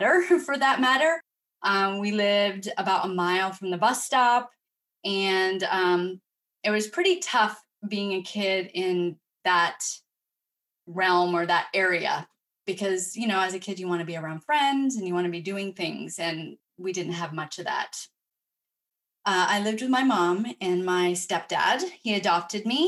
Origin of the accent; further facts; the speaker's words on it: Vermont, United States; I grew up in Vermont in a big family.